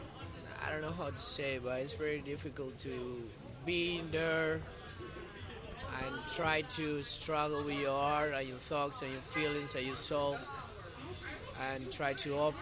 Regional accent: Canary Islands, Spain; accent: Canary Islands; English is a second language; now in Barcelona, Spain; I'm from Canary Islands

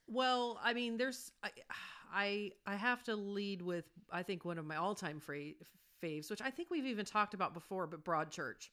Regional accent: United States; as an American

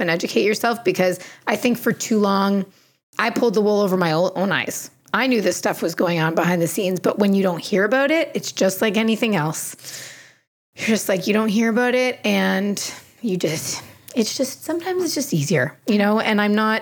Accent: Canada; I'm from here, because I'm dang proud of being Canadian

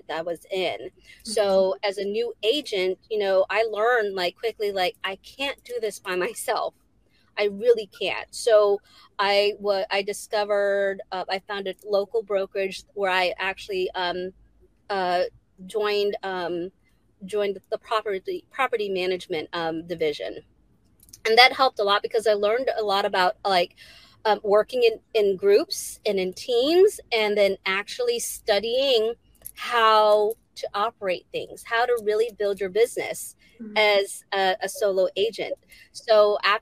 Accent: Virginia Beach, Virginia, United States; also born or lived in Philippines; I do everything here in Virginia Beach, Virginia, where I grew up

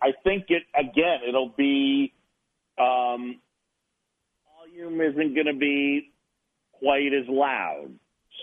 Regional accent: New York City, New York, United States; also born or lived in Philadelphia, Pennsylvania / Boston; I was born in Philadelphia. My dad's side of the family, all Phillies fans. And even though I moved to New York when I was a youngster at seven

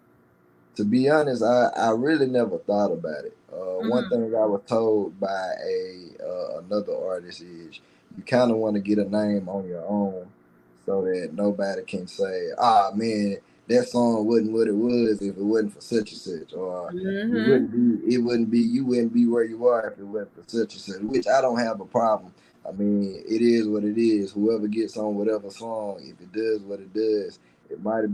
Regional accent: Laurel, Mississippi, United States; also born or lived in Bassfield, Mississippi; Laurel is my city. My city roots and my country roots is Bashville

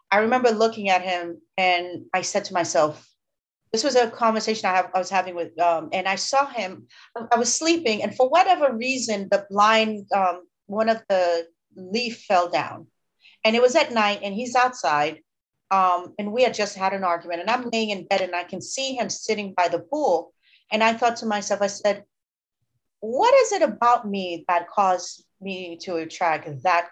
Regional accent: Haiti; moved away; also born or lived in United States; I was born in Haiti and my mom left Haiti to come to the US and she left me with my aunt. And I was very privileged in Haiti.

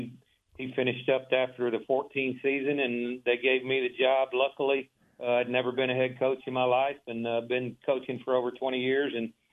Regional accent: Waco, Texas, United States; born or raised there

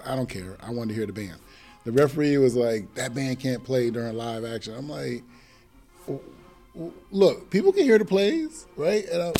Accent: New England, United States; moved away as an adult; also born or lived in Virginia; a person growing up in New England, when I first moved to Virginia in 92

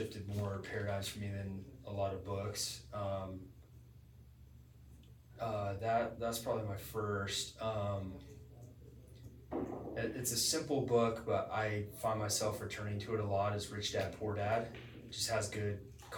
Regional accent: Little Rock, Arkansas, United States; growing up in Little Rock, like, it's a small town

